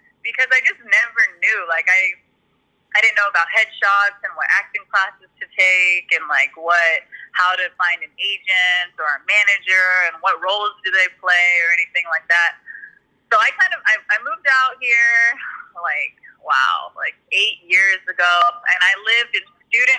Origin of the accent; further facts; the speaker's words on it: San Antonio, Texas, United States; moved away as an adult; also born or lived in Austin / Florida; now in California, United States; I'm a military kid, so I was born in Austin, and then we moved to Florida, and I moved to San Antonio when I was about 10, so I consider that my hometown.